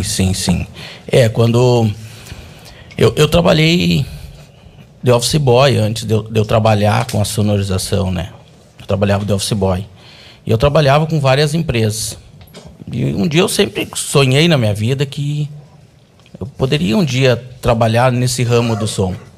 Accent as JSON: {"language": "Portuguese", "town": "Porto Alegre", "region": "Rio Grande do Sul", "country": "Brazil", "tie": "born or raised there", "moved": "yes", "lives_now": "Santa Maria, Brazil", "said": "Eu sou natural de Porto Alegre, né? uhum. né? mas eu moro em Santa Maria."}